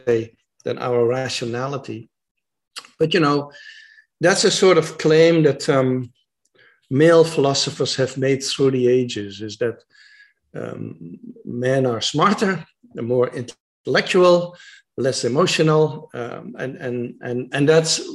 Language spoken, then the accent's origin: English; Netherlands; I'm from the Netherlands, of Dutch men